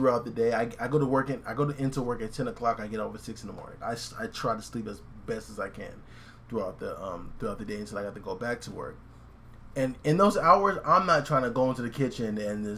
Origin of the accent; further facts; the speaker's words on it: Riverside, California, United States; I'm from Riverside. I'm born and raised, so I've never been in snow